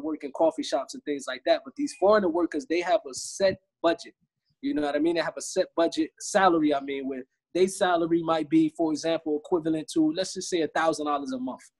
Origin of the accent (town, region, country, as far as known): United States; moved away